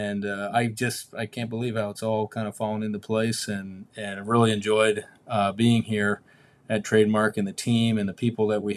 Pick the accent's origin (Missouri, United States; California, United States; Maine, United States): Maine, United States; moved away as an adult; now in Cape Coral, United States; I was in Maine my whole life